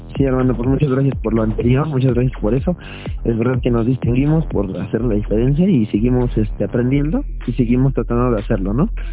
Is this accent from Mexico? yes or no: yes; Mexico; como todo mexicano